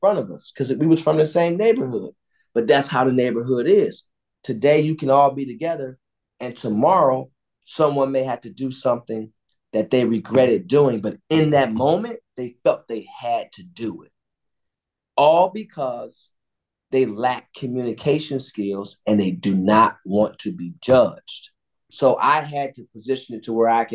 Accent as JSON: {"language": "English", "town": "Cleveland", "region": "Ohio", "country": "United States", "tie": "born or raised there", "said": "We grew up on the street next to each other. I grew up on Edmonton. He grew up on Woodside on the east side of Cleveland in the Glenville community"}